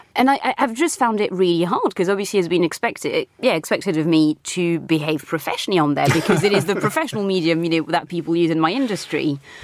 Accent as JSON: {"language": "English", "country": "France", "tie": "born or raised there", "also_born_or_lived": "Britain", "moved": "yes", "lives_now": "United Kingdom", "said": "I grew up in France"}